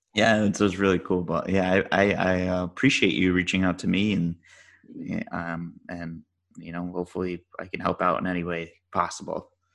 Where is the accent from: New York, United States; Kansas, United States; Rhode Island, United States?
Rhode Island, United States; now in Dallas, United States; I grew up in Rhode Island. I live in Dallas now